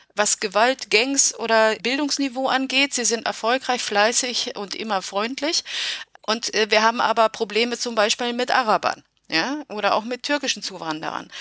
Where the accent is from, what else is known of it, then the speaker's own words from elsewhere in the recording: Germany; also born or lived in Romania; Ich bin in Rumänien geboren und bin mit neun Jahren nach Deutschland gekommen